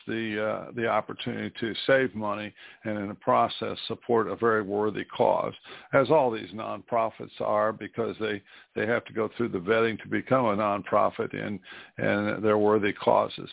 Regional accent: New Castle, Indiana, United States; here in my hometown of Newcastle, Indiana, my high school that I went

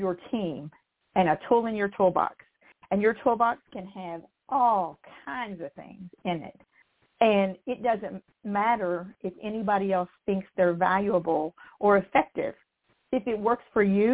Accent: West Virginia, United States; I come from West Virginia

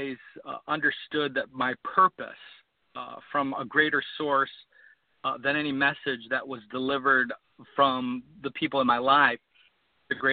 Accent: Ohio, United States; I grew up in Ohio and raised in a family of six, middle-class family

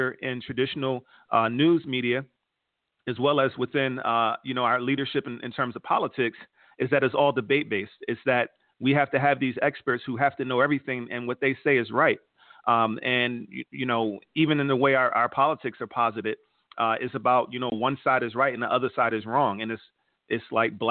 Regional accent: Philadelphia, Pennsylvania, United States; now in Atlanta, United States; Atlanta, where I live right now, I'm from Philadelphia, Pennsylvania, currently live right outside of Atlanta

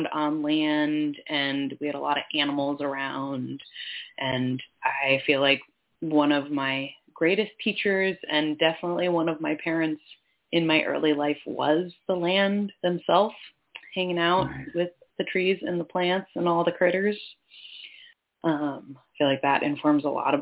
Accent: Finger Lakes region, central New York, United States; now in Washington, United States; I was based in central New York on traditional Seneca Nation land in the Finger Lakes region

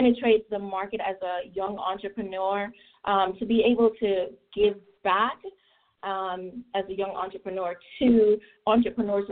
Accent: Trelawny, Jamaica; moved away as an adult; now in United States; growing up in Jamaica was a great experience for me

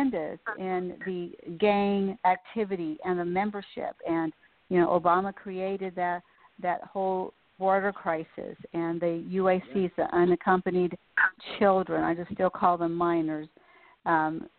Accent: Houston, Texas, United States; moved away; we're originally from Houston

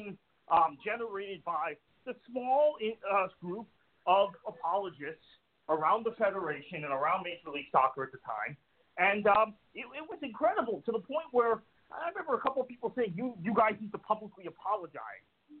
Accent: Fort Lauderdale, Florida, United States

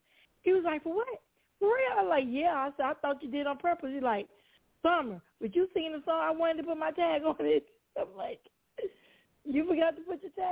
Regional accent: Mangham, Louisiana, United States; born or raised there

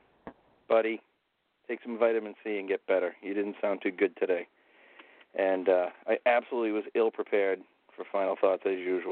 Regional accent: Tewksbury, Massachusetts, United States; If you Google Wamisette, Massachusetts, it will pinpoint you right to my hometown

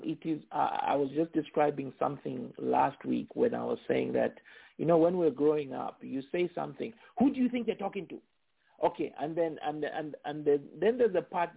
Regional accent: Zambia; now in United States; I'm Zambian, home is Zambia, outside is America

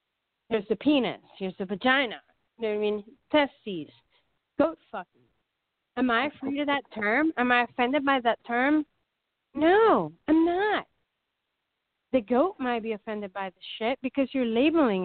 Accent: Wilmington, Delaware, United States; also born or lived in Springfield, Pennsylvania; I was raised in Wilmington, Delaware

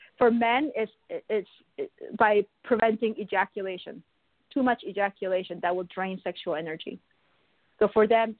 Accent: Buenos Aires, Argentina; also born or lived in Korea / Canada; I was born in Korea. But I was also raised in Buenos Aires in Argentina. And then I moved to Canada.

